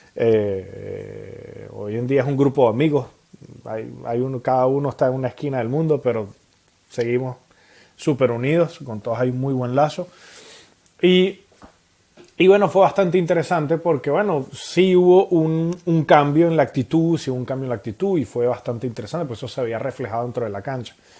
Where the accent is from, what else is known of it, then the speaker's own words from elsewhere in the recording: Venezuela; now in Montpellier, France; como buenos venezolanos que somos, comiendo arepas